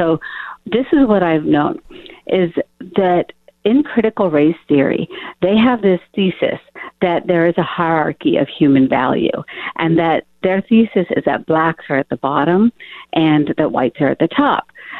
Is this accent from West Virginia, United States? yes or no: yes; Morgantown, West Virginia, United States; I'm calling you from Morgantown, West Virginia, where I grew up right now.